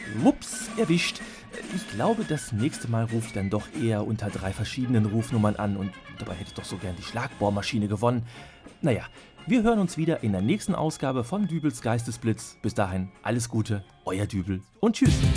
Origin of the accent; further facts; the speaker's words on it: Hamm, North Rhine-Westphalia, Germany; meiner Heimatstadt Hamm